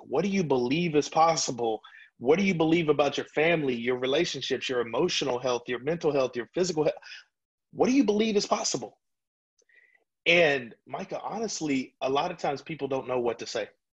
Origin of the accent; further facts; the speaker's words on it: Louisiana, United States; moved away; I'm from Louisiana originally